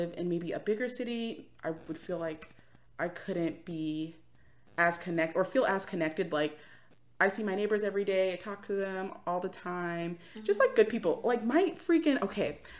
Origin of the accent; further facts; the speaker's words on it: Florida, United States; also born or lived in New York; growing up in Florida